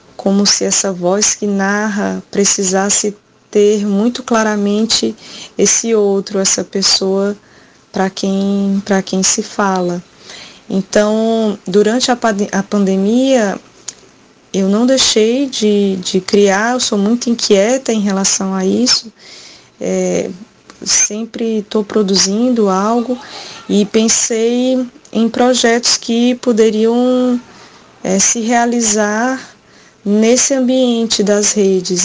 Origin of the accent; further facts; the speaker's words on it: Quixadá, Ceará, Brazil; now in Fortaleza, Brazil; Sou do Ceará, vivo em Fortaleza há bastante tempo, mas nasci e me criei no sertão na cidade de Quixadá